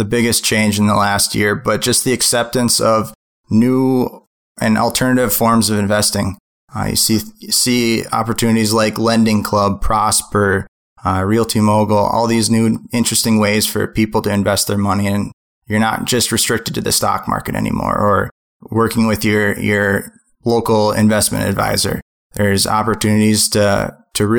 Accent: Minnesota, United States; I'm from the Midwest. I'm from Minnesota

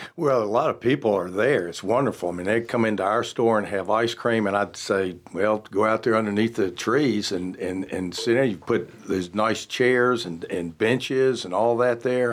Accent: Roanoke, Virginia, United States; moved away as an adult; now in Charlotte, United States; growing up in Roanoke, my father, he was also in the food

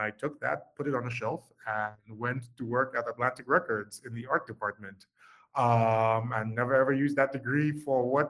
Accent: Lagos, Nigeria; moved away as an adult; also born or lived in Boston, United States / New York, United States; I grew up in Lagos, Nigeria.

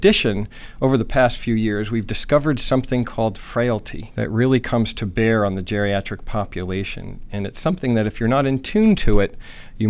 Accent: New Jersey, United States; moved away as an adult; also born or lived in New Mexico / New York; I grew up in New Jersey

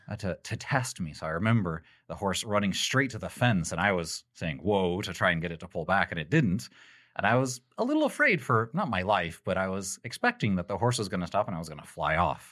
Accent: Texas, United States; I'm from Texas

